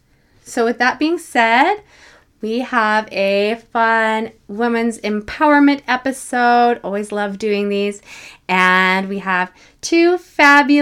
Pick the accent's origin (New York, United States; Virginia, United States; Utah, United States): Utah, United States; West Valley City; that's where I grew up